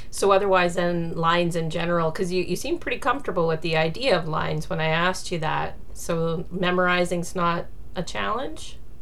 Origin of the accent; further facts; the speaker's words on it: Alberta, Canada; moved away; I'm originally from Alberta